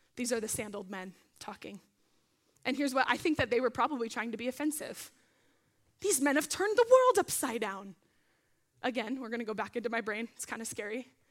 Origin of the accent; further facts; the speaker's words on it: Arizona, United States; now in Simi Valley, United States; I'm from Arizona